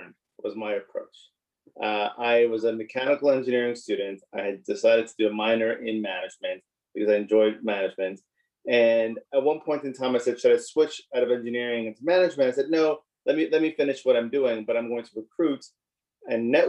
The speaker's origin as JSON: {"language": "English", "town": "Montreal", "region": "Quebec", "country": "Canada", "tie": "born or raised there", "said": "I grew up in Montreal, born and raised in Montreal"}